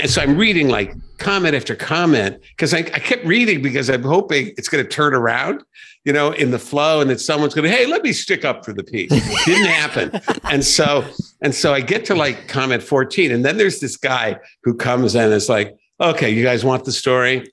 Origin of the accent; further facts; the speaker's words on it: Joliet, Illinois, United States; i grew up in Joliet